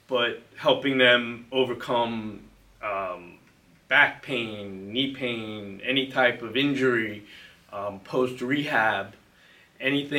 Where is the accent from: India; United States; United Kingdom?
United States; Plainview, New York; I grew up in Plainview, Nassau County